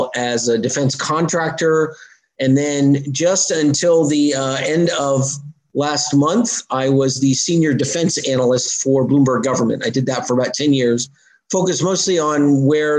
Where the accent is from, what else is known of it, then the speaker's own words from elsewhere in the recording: San Carlos, California, United States; also born or lived in Israel; I grew up near San Francisco in California, a place called San Carlos